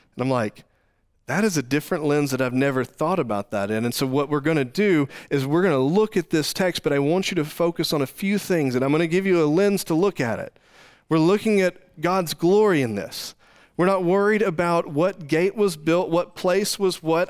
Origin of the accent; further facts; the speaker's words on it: Texas, United States; moved away as an adult; now in Springfield, United States; we grew up in Texas